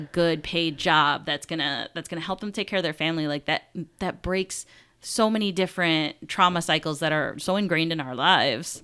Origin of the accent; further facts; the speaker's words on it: Buffalo, New York, United States; I am actually the only person in my immediate family that is, like, from Buffalo, born in Buffalo